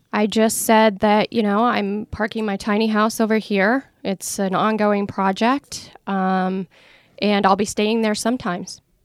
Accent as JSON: {"language": "English", "region": "Iowa", "country": "United States", "tie": "born or raised there", "moved": "yes", "lives_now": "Oregon, United States", "said": "where I grew up in Iowa."}